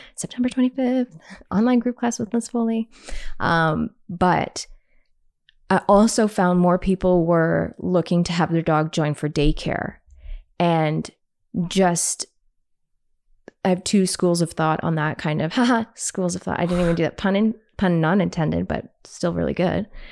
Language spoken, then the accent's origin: English; Canada; because I'm Canadian